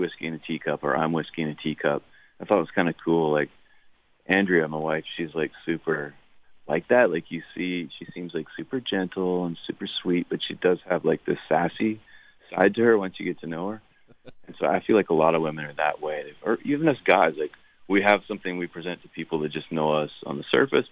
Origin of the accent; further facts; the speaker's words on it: Canada; As a Canadian